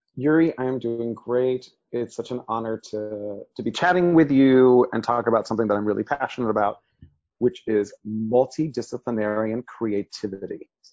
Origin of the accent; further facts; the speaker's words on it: Miami, Florida, United States; first language Spanish; English is a second language; I grew up in Miami, Florida